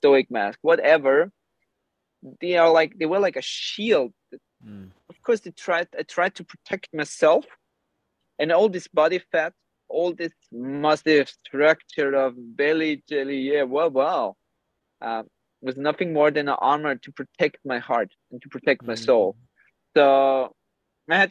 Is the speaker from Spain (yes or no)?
yes; Gran Canaria, Canary Islands, Spain; also born or lived in Austria; now in Cyprus; Austria was never my home. Even I was born there. I grew up in Gran Canaria and Spain, half Croatian